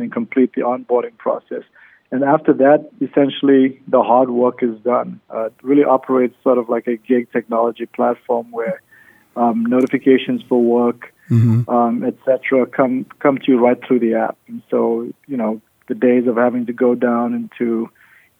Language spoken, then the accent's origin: English; Cape Town, Western Cape, South Africa; now in Las Vegas, United States; I'm originally from South Africa, Cape Town, South Africa, and I've been living in Las Vegas for the last 16 years